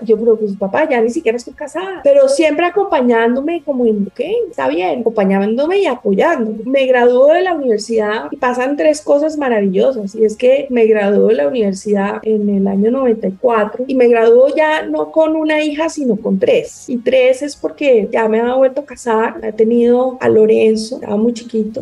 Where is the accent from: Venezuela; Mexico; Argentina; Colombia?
Colombia; Bogotá; nosotros somos muy de Bogotá y, no sé, mi tatarabuelo por allá ya nació en Bogotá